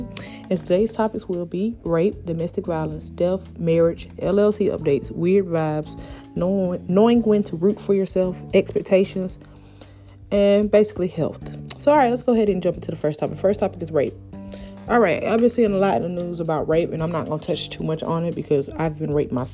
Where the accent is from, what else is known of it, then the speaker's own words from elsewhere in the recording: Columbus, Georgia, United States; down here in my city, because I'm from Columbus, Georgia